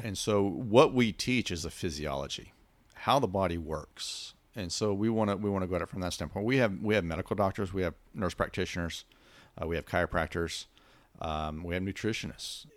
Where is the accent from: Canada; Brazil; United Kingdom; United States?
United States; West Texas; I come from West Texas